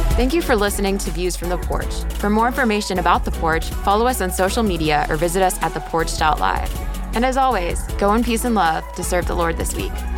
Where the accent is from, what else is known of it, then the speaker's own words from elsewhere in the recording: Tampa, Florida, United States; I'm from the Tampa Bay area